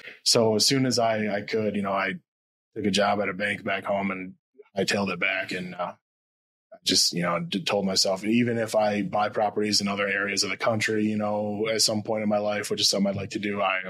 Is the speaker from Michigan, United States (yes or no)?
yes; Muskegon, Michigan, United States; also born or lived in Midland, Michigan; I was born in Muskegon, went to school, in Muskegon, left for college, went to Midland for college.